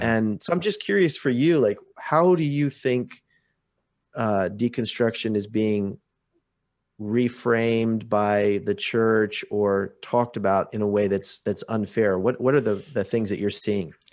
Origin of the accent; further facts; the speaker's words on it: Portland, Oregon, United States; now in Vancouver, Canada; I grew up outside of Portland, Oregon